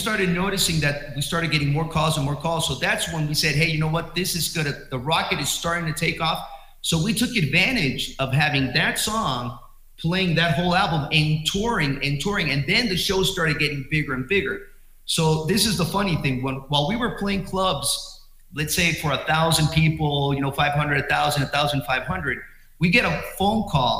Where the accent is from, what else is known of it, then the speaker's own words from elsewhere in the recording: Guadalajara, Jalisco, Mexico; We're from Guadalajara, Mexico.